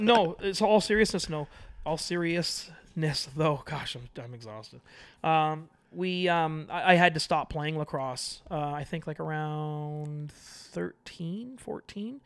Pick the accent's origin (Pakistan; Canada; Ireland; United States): Canada; Toronto, Ontario; I'm from Toronto